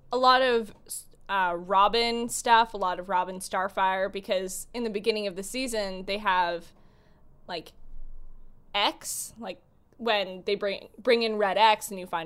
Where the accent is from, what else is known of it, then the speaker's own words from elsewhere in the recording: Canada; growing up Canadian and not really knowing much about American history as a kid